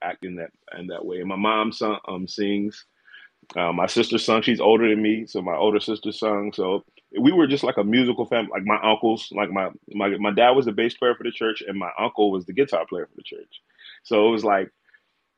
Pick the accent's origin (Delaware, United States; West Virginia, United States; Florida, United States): Delaware, United States; Selbyville; Born and raised in Delaware, Shelbyville, Delaware.